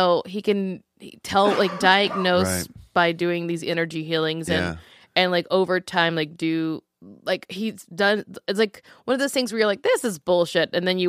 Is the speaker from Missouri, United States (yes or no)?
no; Louisiana, United States; I was born into it because I'm from Louisiana.